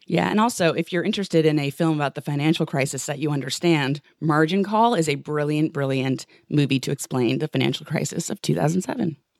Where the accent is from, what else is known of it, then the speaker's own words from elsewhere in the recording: New York City, New York, United States; I grew up in New York City